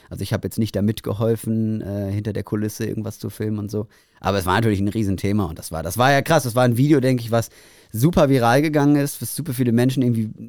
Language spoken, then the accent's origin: German; Bavaria, Germany; Ich bin aus Bayern.